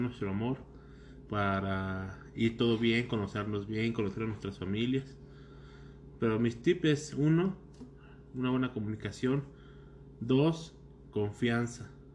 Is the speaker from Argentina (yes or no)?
no; Jiquilpan, Michoacán, Mexico; yo soy de Jiquilpa, que es pues a una hora de aquí